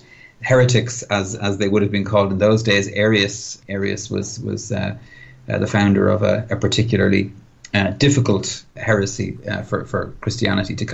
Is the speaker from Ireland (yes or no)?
yes; Ireland